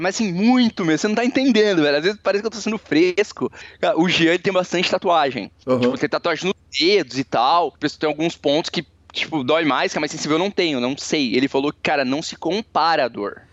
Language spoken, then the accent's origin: Portuguese; Balneário Camboriú, Santa Catarina, Brazil; also born or lived in Cascavel; Eu sou natural de Cascavel, mas eu mudei para Balneário Camboriú com 3 anos de idade.